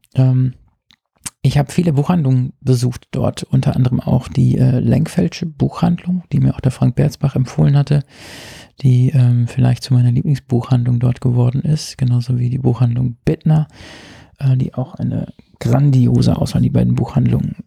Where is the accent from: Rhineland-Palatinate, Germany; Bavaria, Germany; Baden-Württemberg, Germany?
Rhineland-Palatinate, Germany; moved away; meiner Heimat in der Pfalz